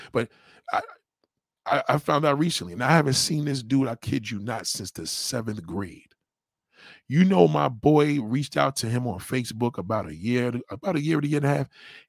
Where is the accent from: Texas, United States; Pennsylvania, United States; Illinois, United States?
Texas, United States; Well, I grew up in Texas. You know what I mean? I graduated from here.